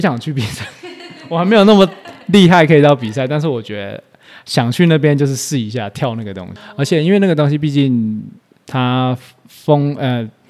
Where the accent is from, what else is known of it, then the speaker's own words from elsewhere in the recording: Taipei, Taiwan; 我在台北长大